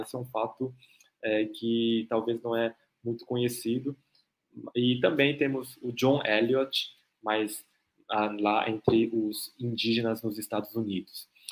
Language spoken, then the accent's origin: Portuguese; South Korea; eu sou coreano também